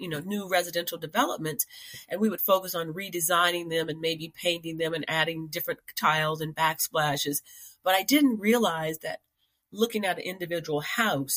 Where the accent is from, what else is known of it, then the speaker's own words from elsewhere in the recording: Indiana, United States; I am a Hoosier from Indiana, and I lived in a classic prairie style house